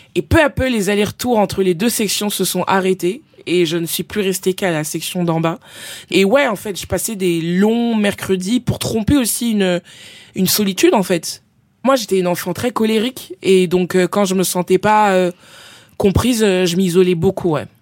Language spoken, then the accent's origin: French; Épinay-sous-Sénart, Île-de-France, France; also born or lived in Villeneuve-Saint-Georges; Je suis né à Villeneuve-Saint-Georges, mais j'ai grandi dans une petite ville dans le 91 qui s'appelle Épinay-sous-Sénart